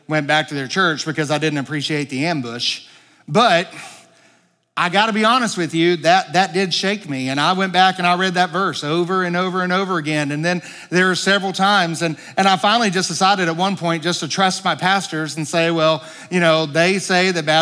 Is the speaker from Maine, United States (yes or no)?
no; Pine Bluff, Arkansas, United States; also born or lived in White Hall, Arkansas; I grew up in Pine Bluff, Arkansas, although my kind of stomping grounds was the Whitehall area. That's where I graduated from school